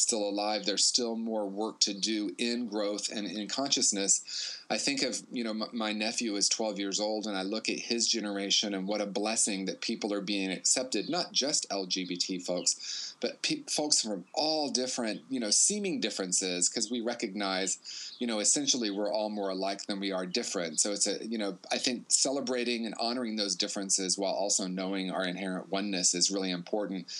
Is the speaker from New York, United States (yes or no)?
no; Indiana, United States; I grew up in Indiana in a small town and then Indianapolis